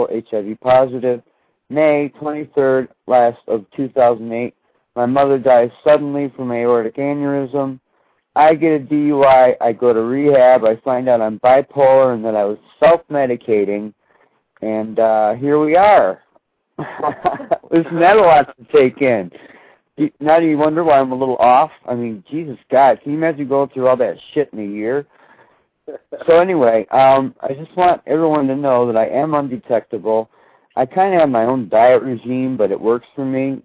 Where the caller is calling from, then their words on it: Florida, United States; I'm calling from Florida.